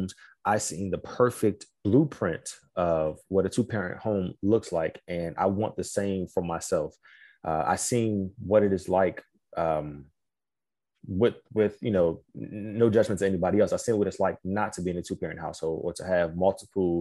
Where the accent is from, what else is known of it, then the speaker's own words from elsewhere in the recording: the DMV, DC metropolitan area, United States; Originally born and raised in the DMV, still here.